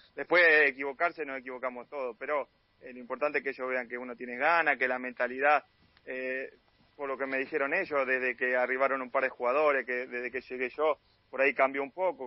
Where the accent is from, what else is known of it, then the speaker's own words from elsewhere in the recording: Guerrico, Buenos Aires Province, Argentina; moved away as an adult; also born or lived in Rosario; yo soy de un pueblo de 800 habitantes, de donde es Fernando Pacini, de Guerrero